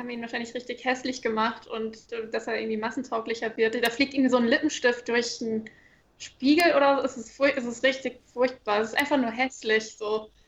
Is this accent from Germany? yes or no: yes; Germany; Aber das ist ja das Ding, wir haben ja so viel nachzuholen als, als Deutsche.